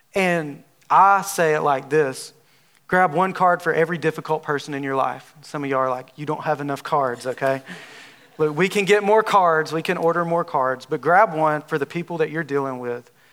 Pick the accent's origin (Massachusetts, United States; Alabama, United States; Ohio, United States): Alabama, United States; accent: southern drawl; moved away as an adult; now in Texas, United States; I'm from Alabama. If you haven't, if you can't tell by my southern drawl, I'm from Alabama. And I have, I've been in Texas for about nine months